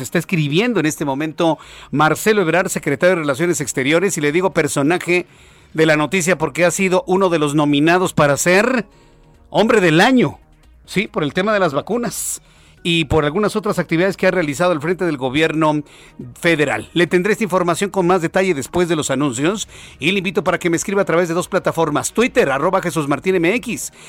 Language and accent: Spanish; Mexico; yo que somos mexicanos